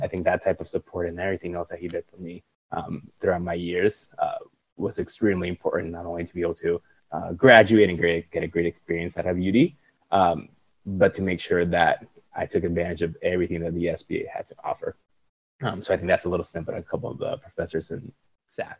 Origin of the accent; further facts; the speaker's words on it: Puerto Rico; moved away as an adult; also born or lived in Ohio; born and raised in Puerto Rico